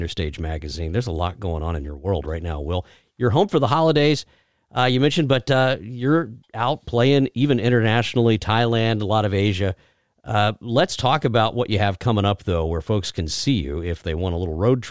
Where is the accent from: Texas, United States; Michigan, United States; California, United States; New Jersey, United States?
Texas, United States; moved away; my home state of Texas